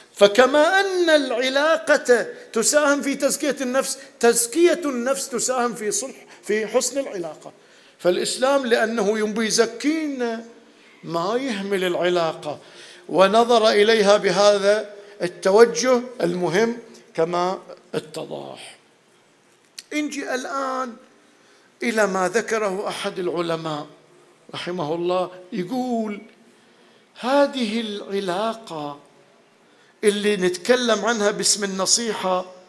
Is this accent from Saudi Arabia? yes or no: no; Bahrain; moved away as an adult; كنا اول ما طلعنا من البحرين رحنا ندرس